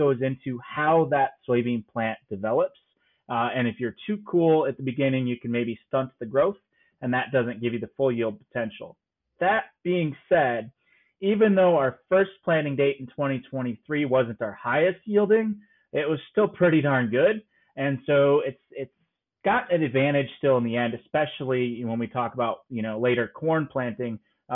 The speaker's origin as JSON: {"language": "English", "region": "Northern Illinois", "country": "United States", "said": "I'm from Northern Illinois"}